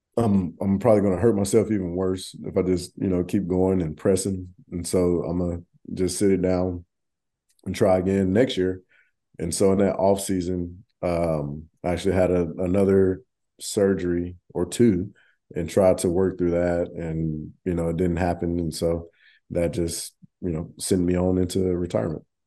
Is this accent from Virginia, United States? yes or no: no; Arlington, Texas, United States; moved away; I grew up in Arlington